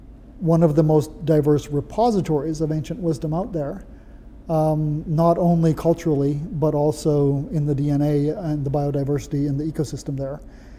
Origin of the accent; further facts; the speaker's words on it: Papua New Guinea; I was raised in Papua New Guinea, where we have more than 800 completely different cultures, languages, ways to be a good human being